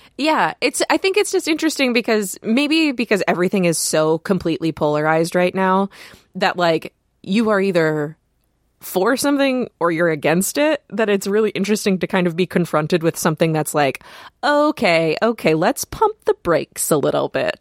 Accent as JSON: {"language": "English", "region": "Michigan", "country": "United States", "said": "We're both from Michigan."}